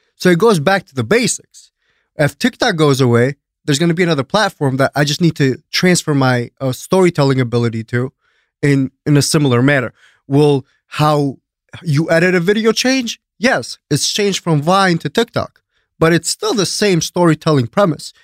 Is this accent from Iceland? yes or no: no; Greece; also born or lived in Albania / East Coast, United States; now in United States; born and raised in Greece, but I'm from Albania